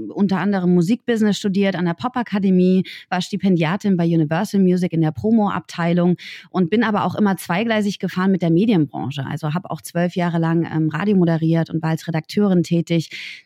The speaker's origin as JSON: {"language": "German", "region": "Berlin", "country": "Germany", "said": "Ich komme aus Berlin."}